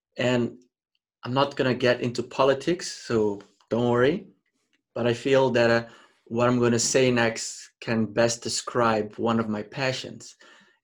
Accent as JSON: {"language": "English", "country": "Mozambique", "tie": "born or raised there", "said": "I was born and raised in Mozambique."}